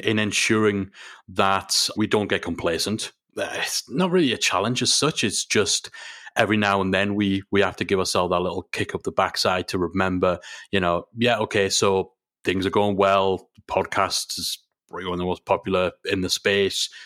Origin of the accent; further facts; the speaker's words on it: England, United Kingdom; we're English